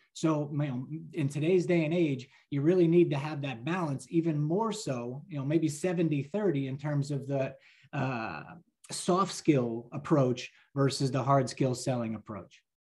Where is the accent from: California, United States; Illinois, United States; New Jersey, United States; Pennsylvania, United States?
New Jersey, United States; I'm a lifelong New Jersey resident